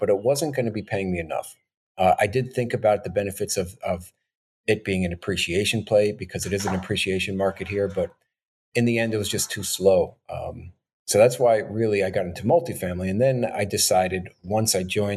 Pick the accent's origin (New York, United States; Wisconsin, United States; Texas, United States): New York, United States; born and raised in New York